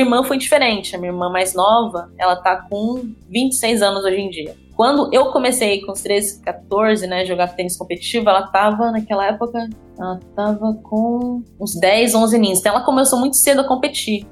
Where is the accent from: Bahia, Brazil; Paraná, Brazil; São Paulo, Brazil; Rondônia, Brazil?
São Paulo, Brazil; Mogi das Cruzes; moved away as an adult; now in United States; Eu sou de Mogi das Cruzes, no estado de São Paulo